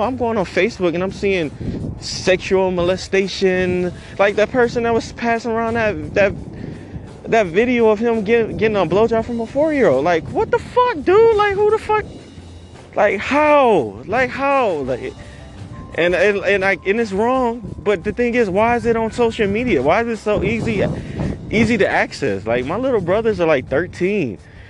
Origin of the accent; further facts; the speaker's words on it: Detroit, Michigan, United States; I grew up in Detroit. So, I grew up in the hood